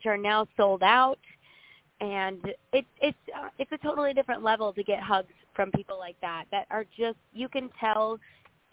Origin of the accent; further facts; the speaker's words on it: Madison, Wisconsin, United States; now in Nashville, United States; the Madison, Wisconsin area where I'm from